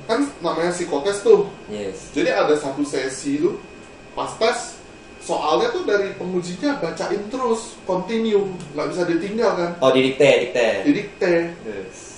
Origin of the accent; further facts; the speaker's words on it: Tangerang, Banten, Indonesia; gua kan dari Tangerang